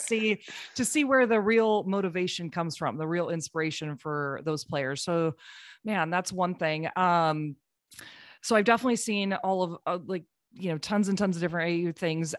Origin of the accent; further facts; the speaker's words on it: Cedar Rapids, Iowa, United States; moved away; I'm from Cedar Rapids, Iowa originally. My parents still live there